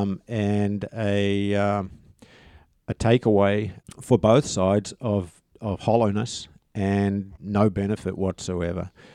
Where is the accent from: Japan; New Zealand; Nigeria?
New Zealand; I'm a Kiwi